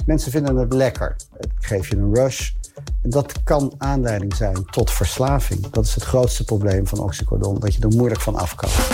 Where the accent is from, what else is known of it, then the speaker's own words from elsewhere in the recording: Huissen, Gelderland, Netherlands; ben 47 jaar en ik kom uit Hussen.